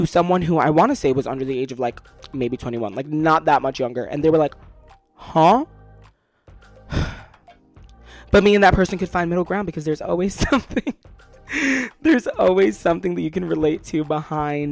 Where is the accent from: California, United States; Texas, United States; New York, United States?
New York, United States; Brooklyn; moved away as an adult; also born or lived in Yonkers, New York; now in the South, United States; I was born in Yonkers, but they brought me back to Brooklyn as fast as humanly possible